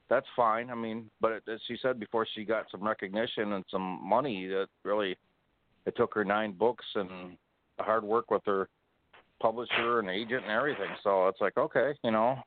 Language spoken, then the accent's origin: English; Waterford, Michigan, United States; a Waterford police officer in my hometown